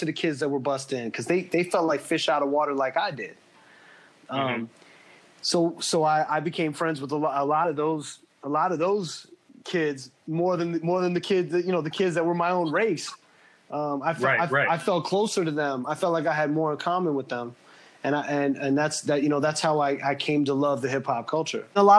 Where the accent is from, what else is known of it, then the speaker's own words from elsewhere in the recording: Los Angeles, California, United States; I grew up in Calabasas, Woodland Hills, Canoga Park area